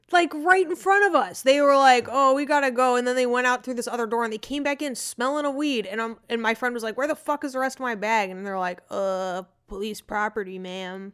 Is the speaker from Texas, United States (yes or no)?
no; Arizona, United States; I'm from Arizona